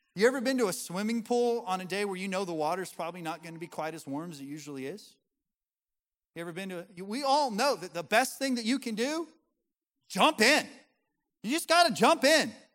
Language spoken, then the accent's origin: English; Colorado, United States; moved away as an adult; now in the US South; I'm from Colorado, my wife's from Montana